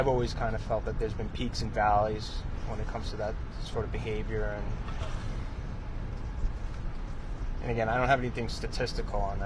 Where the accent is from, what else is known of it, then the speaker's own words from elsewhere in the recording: New York, United States; now in Rhode Island, United States; I'm from New York